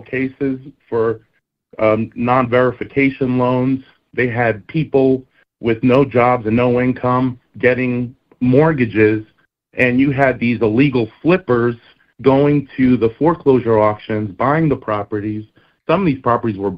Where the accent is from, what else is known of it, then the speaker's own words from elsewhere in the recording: New Jersey, United States; I grew up in North Jersey